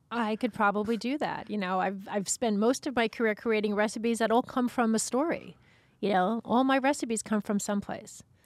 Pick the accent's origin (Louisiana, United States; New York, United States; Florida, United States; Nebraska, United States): New York, United States; Long Beach; I grew up in Long Beach, Long Island